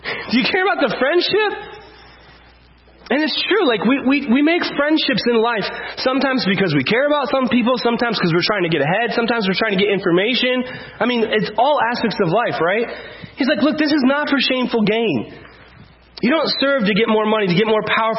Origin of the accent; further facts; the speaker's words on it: United States; we're white and we're from America